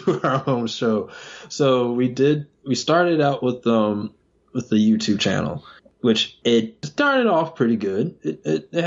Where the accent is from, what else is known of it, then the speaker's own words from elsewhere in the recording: Georgia, United States; moved away as an adult; now in North Carolina, United States; I was originally from Georgia, and me and my wife, we moved up here in North Carolina